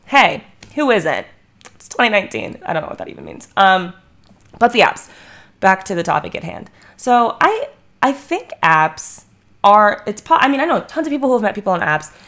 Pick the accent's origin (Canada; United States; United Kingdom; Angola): United States; Ohio; I grew up in Ohio